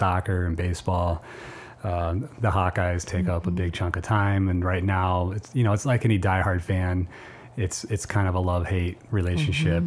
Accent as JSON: {"language": "English", "town": "Iowa City", "region": "Iowa", "country": "United States", "tie": "born or raised there", "said": "I grew up in Iowa City, went to City High School"}